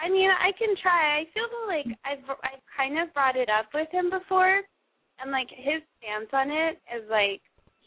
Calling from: San Francisco, California, United States; I'm 26, and I'm calling from San Francisco.

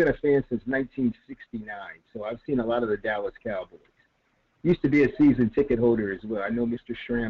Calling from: Rio de Janeiro, Brazil; Oh, man, I'm calling from Rio de Janeiro, man.

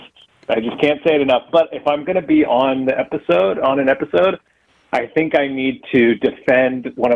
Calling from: Maui, Hawaii, United States; I'm calling from Maui.

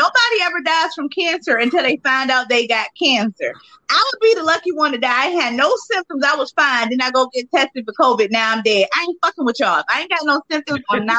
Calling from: Georgia, United States; I'm in Georgia

